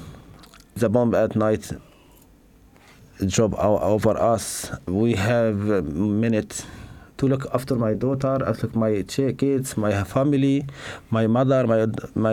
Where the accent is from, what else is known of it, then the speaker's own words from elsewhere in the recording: Syria; English is a second language; moved away as an adult; also born or lived in Aleppo; now in Manchester, United Kingdom; I'm living in Manchester, here with my family. I come from Syria. I leave Syria 2014.